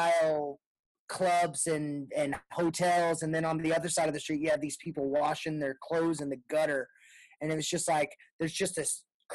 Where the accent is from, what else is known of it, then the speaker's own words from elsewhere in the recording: Texas, United States; I'm from Texas